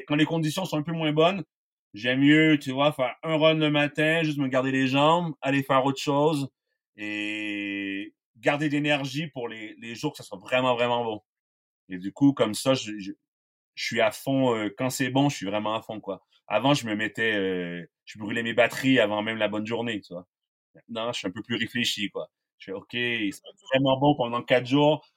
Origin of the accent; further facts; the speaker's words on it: Quebec, Canada; moved away as an adult; now in La Grave, France; je viens du Québec